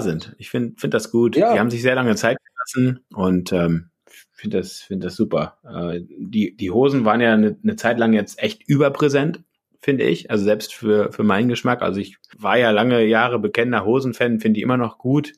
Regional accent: Berlin, Germany; moved away; Also ich bin Reinickendorfer

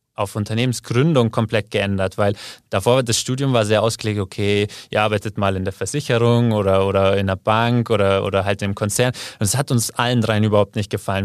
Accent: Kaufbeuren, Bavaria, Germany; moved away as an adult; also born or lived in Argentina; now in Munich, Germany; Ich komme eigentlich aus dem Allgäu, aus Kaufbeuren. Da bin ich aufgewachsen, 18 Jahre lang

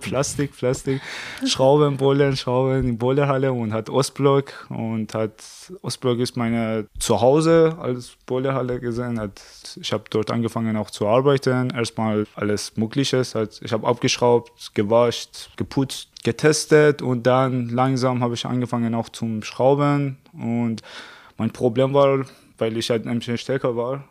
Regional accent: Iran; German is a second language; moved away as an adult; also born or lived in Tehran; now in Germany; ich komme aus dem Iran, Seit 2013 bin ich in Deutschland wegen des Studium.

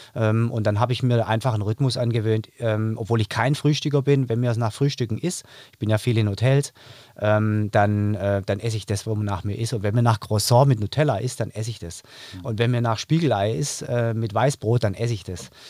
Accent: Stuttgart, Baden-Württemberg, Germany; ich komme aus Stuttgart, aus dem Raum Stuttgart, bin eben angereist

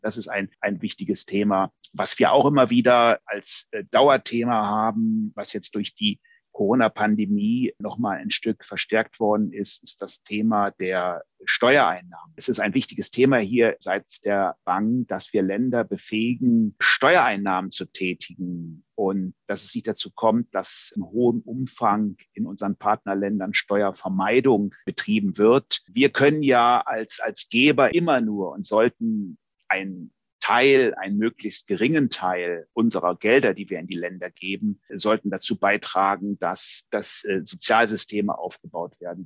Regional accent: Germany; Wir als Deutsche

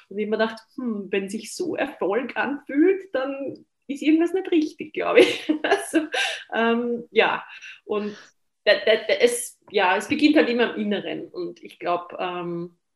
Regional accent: Austria; aber bei uns in Österreich war es in meiner Generation so, na, werdet ja nicht Lehrer

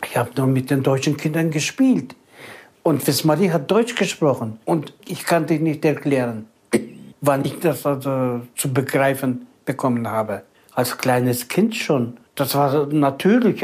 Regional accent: Kazakhstan; moved away as an adult; also born or lived in Germany; Zu Hause waren wir Kasachen, pur

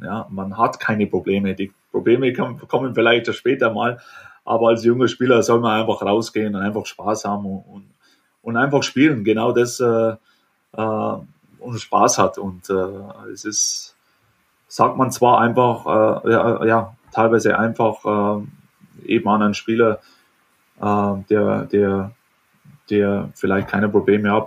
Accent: Germany; moved away; letztendlich bin ich Deutscher und Deutschland wird immer mein Zuhause bleiben

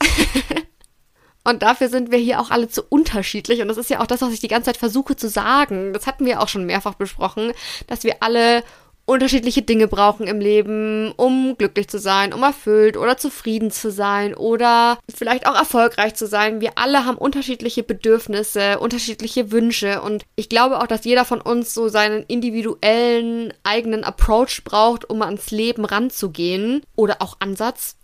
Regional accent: Fürth, Bavaria, Germany; ich am 7.7.1993 geboren wurde in Fürth, Bayern, Deutschland

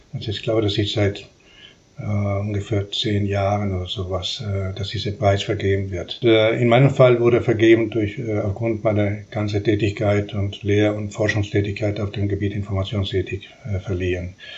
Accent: Uruguay; first language Spanish; German is a second language; moved away as an adult; also born or lived in Chile / Buenos Aires, Argentina / Stuttgart, Germany; now in Karlsruhe, Germany; ich bin in der Tat in Uruguay geboren äh, und habe ich dort bis zu meinem 17. Lebensjahr verbracht.

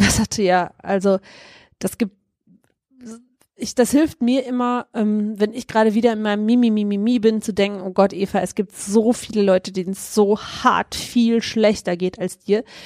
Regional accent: Germany; wir generell als Deutsche

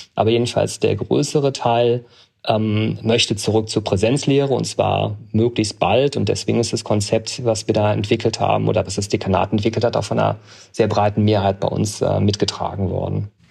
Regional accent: Aachen, North Rhine-Westphalia, Germany; moved away as an adult; also born or lived in Bonn; now in Augsburg, Germany; Ich bin in Aachen geboren und habe dann die nächste Universität genommen. Das war Bonn und bin aber nach vier Semestern gewechselt, weil ich noch zu nah an zu Hause war

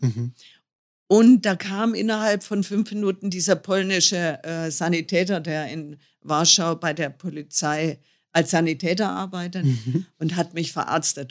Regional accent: North Hesse, Germany; Nordhessen, wo ich herkomme

